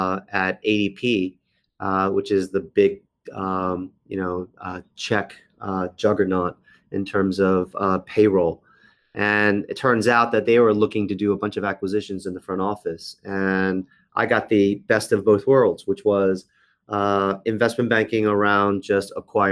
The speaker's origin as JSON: {"language": "English", "town": "Washington", "region": "District of Columbia", "country": "United States", "tie": "born or raised there", "said": "So I've been in the United States since about four. I grew up in Washington area. I went to school in the Washington area. Went to university in the Washington area, American University."}